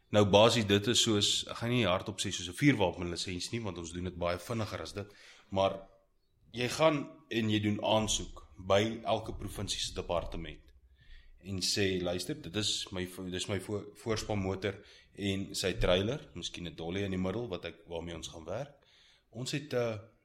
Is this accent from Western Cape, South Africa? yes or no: no; Pretoria, Gauteng, South Africa; also born or lived in Heidelberg; Heidelberg gebore, Pretoria groot geword.